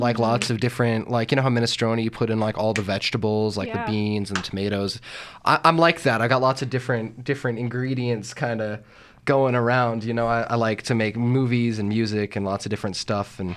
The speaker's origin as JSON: {"language": "English", "region": "Colorado", "country": "United States", "tie": "born or raised there", "said": "I grew up here too, and I went here, and I was like, it's like the rest of Colorado"}